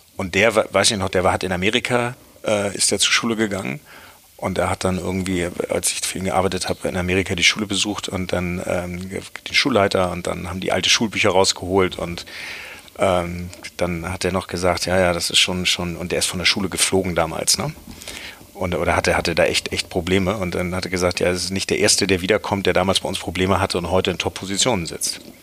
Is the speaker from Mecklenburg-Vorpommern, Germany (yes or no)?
no; Hamburg, Germany; Ich bin, bin in Hamburg aufgewachsen